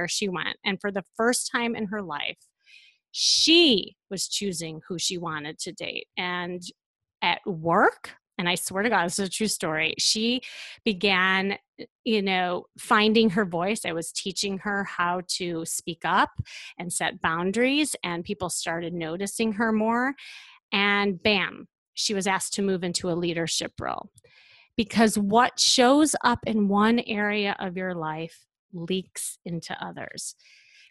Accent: Chicago, Illinois, United States; I'm from Chicago

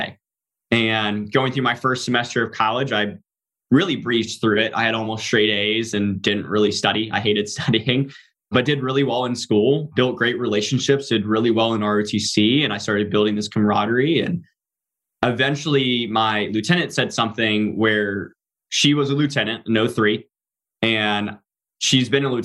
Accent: Norfolk, Virginia, United States; I grew up in Norfolk. It's the biggest naval base in the US.

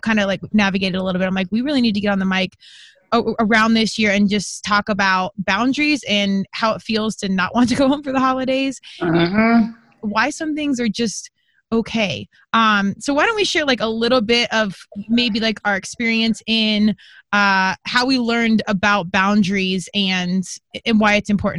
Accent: Colorado, United States; She comes from Jersey and I come from Colorado, which she would consider the country.

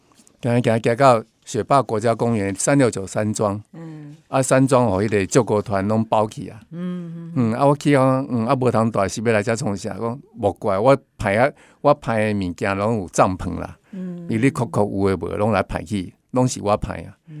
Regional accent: Tainan, Taiwan; 然后我台南人哦，然后叫我阿婆的哦

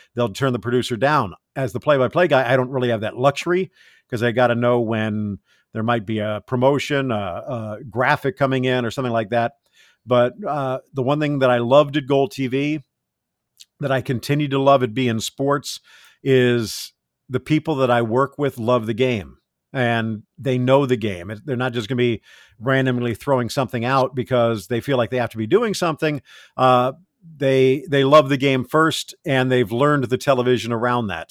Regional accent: South Florida, United States; also born or lived in California; growing up in South Florida at that time

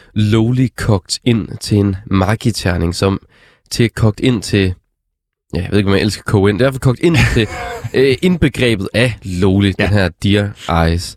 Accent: Struer, Central Denmark Region, Denmark; Struer, som, hvor jeg kommer fra

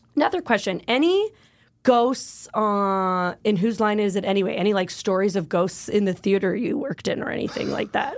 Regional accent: Canada; I am Canadian

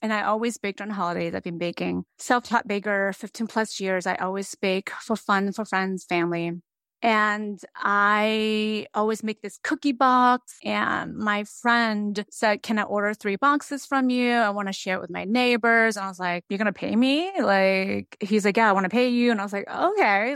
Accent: United States; also born or lived in San Francisco Bay Area / Japan; now in Needham, United States; I was born and raised in America

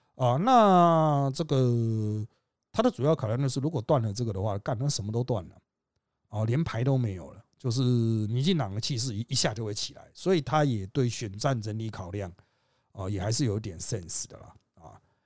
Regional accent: Taiwan; 我们是台湾人

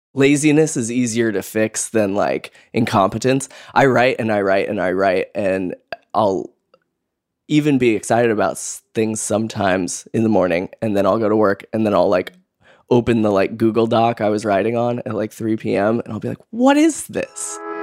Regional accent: Boise, Idaho, United States; moved away as an adult; now in Brooklyn, United States; I am originally from Boise, Idaho

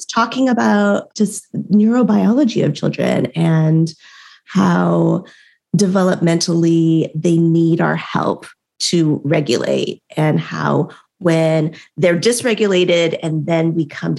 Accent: United States; I was, you know, born and raised in America

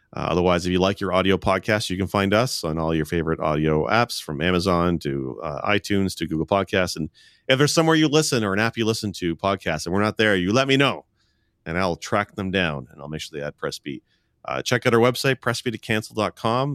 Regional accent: Canada; I'm Canadian

